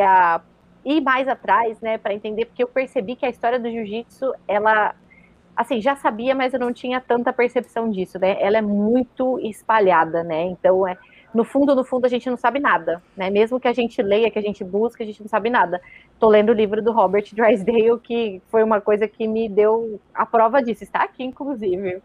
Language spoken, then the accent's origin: Portuguese; Brazil; somos brasileiros